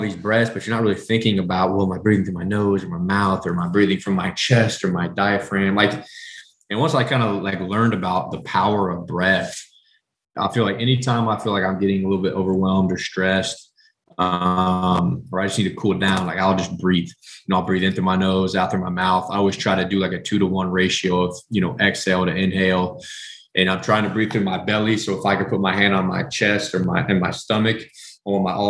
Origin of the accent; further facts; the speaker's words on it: Southwest Kansas, United States; I'm from the Midwest. So I'm from, like I said, at the beginning, I'm from Southwest Kansas. I grew up on red meat.